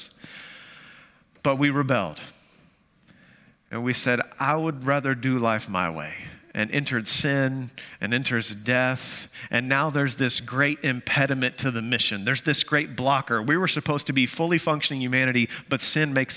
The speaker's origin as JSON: {"language": "English", "town": "Amarillo", "region": "Texas", "country": "United States", "tie": "born or raised there", "moved": "yes", "said": "That's my hometown. Amarillo, Texas"}